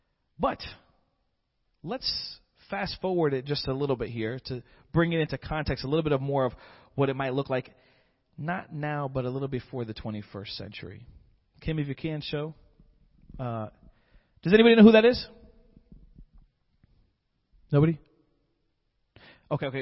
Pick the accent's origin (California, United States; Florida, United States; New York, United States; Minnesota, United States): Florida, United States; moved away as an adult; also born or lived in Michigan; I was born and raised in Florida, but I took a little field trip to Michigan for about 5 years